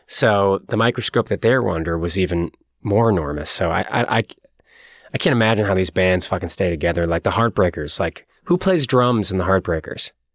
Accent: Boston, Massachusetts, United States; moved away as an adult; now in Los Angeles, United States; we're from the East Coast, from Boston

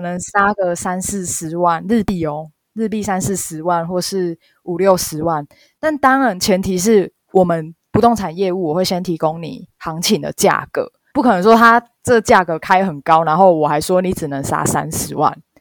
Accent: Taiwan; moved away as an adult; now in Japan; 我是台湾的日文系

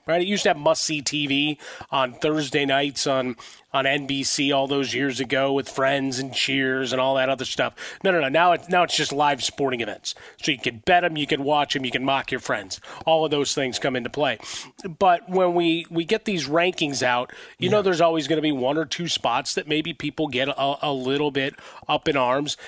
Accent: Chicago, Illinois, United States; growing up in Chicago

